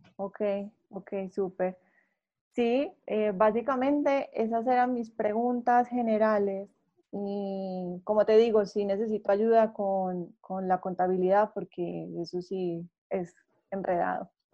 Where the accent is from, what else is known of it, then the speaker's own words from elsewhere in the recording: Colombia; yo soy colombiana